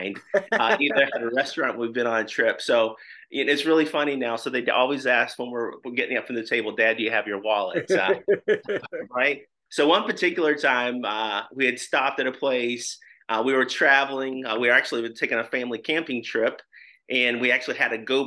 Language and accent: English; Louisville, Kentucky, United States; moved away as an adult; now in Indianapolis, United States; I was born and raised in Louisville, Kentucky, but we've been here in the Indianapolis area since 1998.